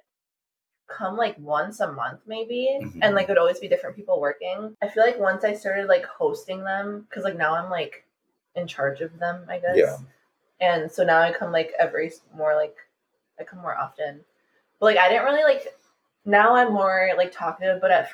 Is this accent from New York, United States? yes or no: no; Wisconsin, United States; moved away; I'm also from Wisconsin, so I have, like, a bunch of shit still from Wisconsin.